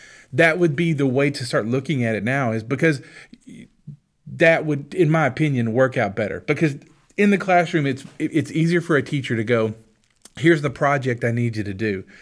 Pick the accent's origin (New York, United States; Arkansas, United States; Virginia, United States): Arkansas, United States; Hope; We're from Arkansas, Hope, Arkansas